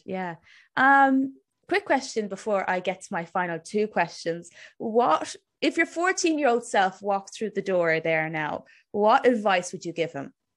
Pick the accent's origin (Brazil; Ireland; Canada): Ireland; Cork, Munster; I was born in Cork myself.